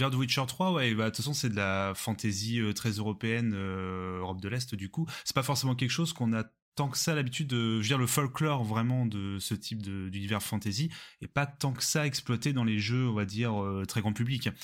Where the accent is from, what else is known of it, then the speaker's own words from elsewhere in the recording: near Rouen, Normandy, France; nous on est de Normandie près de Rouen